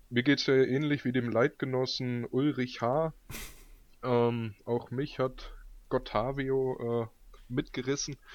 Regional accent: Frankfurt, Hesse, Germany; Würde sagen, mit der Bundesliga sieht er so ähnlich aus als Frankfurter wie auch der Erik.

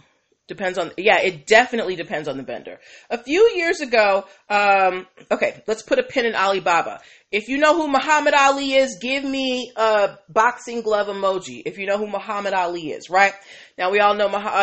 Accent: Boston, Massachusetts, United States; Boston, Massachusetts. I'm from Beantown

